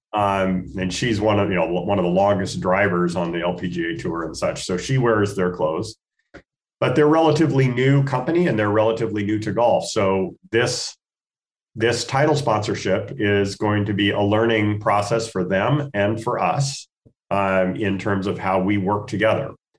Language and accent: English; Spokane, Washington, United States; moved away as an adult; now in Portland, United States; I'm a Northwest boy. I grew up in Spokane, Washington